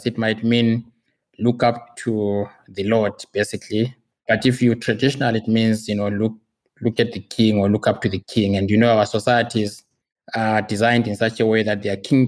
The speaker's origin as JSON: {"language": "English", "country": "Zimbabwe", "tie": "born or raised there", "moved": "yes", "lives_now": "Pretoria, South Africa", "said": "I live in South Africa. I'm very much a resident here, but originally I'm from Zimbabwe. So I'm Zimbabwean by birth and descent."}